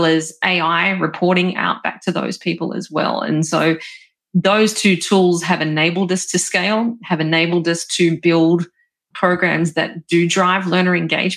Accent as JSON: {"language": "English", "country": "Australia", "said": "I'm from Australia"}